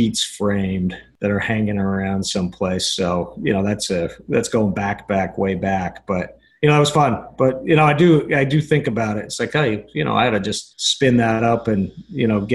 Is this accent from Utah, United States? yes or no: yes; Salt Lake City, Utah, United States; I grew up in Salt Lake, out in Utah.